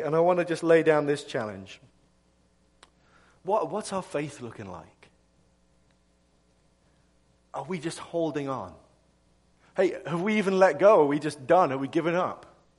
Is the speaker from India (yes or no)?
no; England, United Kingdom; moved away as an adult; now in United States; I'm from England originally. I know I'm kind of losing my accent, so you're probably wondering if, like, what's going on with this guy's voice. But I'm English.